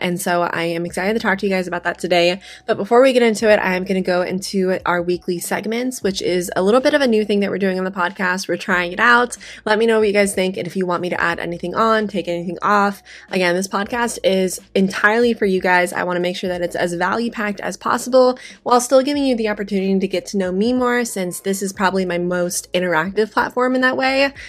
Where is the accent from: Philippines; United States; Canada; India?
United States; Las Vegas, Nevada; I am from Las Vegas